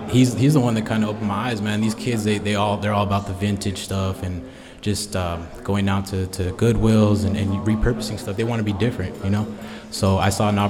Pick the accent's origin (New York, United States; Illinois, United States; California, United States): California, United States; Victorville; I come from the desert, man. I come from Victorville, Hesperia area